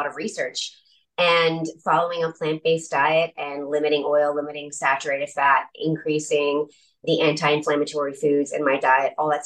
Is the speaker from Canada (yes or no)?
yes; Newfoundland and Labrador, Canada; I'm from Newfoundland, so I say pasta